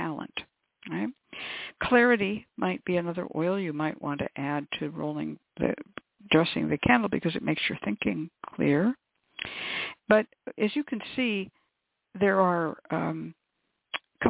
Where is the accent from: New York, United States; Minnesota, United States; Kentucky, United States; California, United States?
California, United States; Bay Area; I grew up in California in the Bay Area